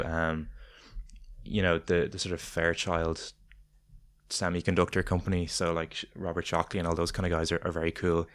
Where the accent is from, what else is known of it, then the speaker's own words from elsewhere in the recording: Ireland; as Irish people